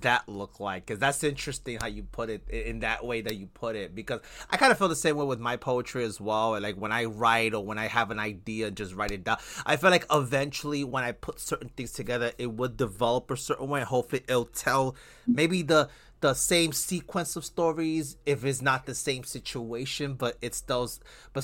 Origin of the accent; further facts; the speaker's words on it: New York City, New York, United States; moved away as an adult; now in New Jersey, United States; I've only lived in New Jersey for 5 years, but I'm originally from Brooklyn, New York